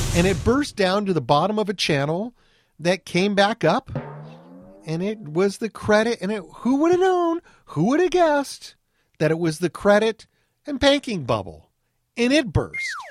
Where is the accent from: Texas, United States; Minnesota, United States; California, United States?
California, United States; Anaheim; I grew up in Anaheim, California